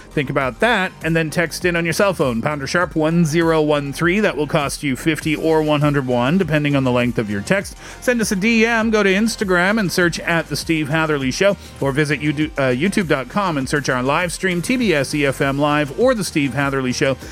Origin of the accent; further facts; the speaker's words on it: Seoul, South Korea; I am from Seoul, South Korea.